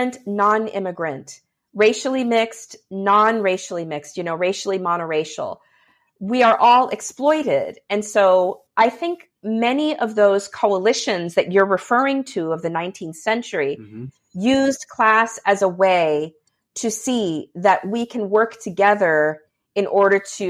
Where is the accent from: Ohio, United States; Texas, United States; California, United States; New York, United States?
California, United States; Southern; now in Louisiana, United States; growing up in Southern California